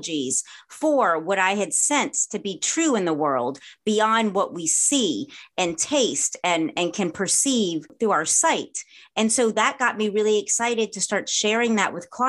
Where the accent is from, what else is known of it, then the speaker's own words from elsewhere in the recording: the South, United States; moved away as an adult; also born or lived in New Orleans / Los Angeles; Having been born and raised in the South